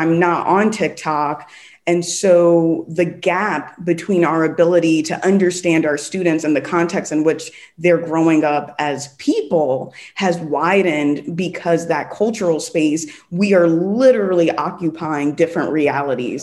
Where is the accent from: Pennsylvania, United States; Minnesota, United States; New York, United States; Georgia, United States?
New York, United States; moved away as an adult; also born or lived in South Los Angeles, California; now in Los Angeles, United States; I'm from New York